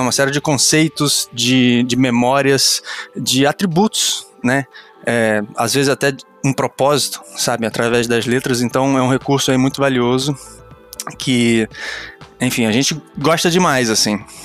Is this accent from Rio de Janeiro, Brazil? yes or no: yes; Rio de Janeiro, Brazil; also born or lived in Campos dos Goytacazes; now in Niterói, Brazil; sou do Rio de Janeiro. É, nasci em Campos, que é uma cidade do interior, mas morei no Rio de Janeiro durante muitos, muitos anos, acho que uns 10 anos.